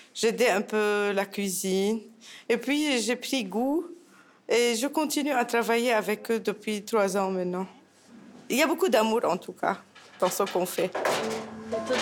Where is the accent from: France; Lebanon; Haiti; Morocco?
Lebanon; moved away as an adult; now in Montreal, Canada; Je suis libanaise et j'ai quitté mon pays suite à la destruction de la capitale.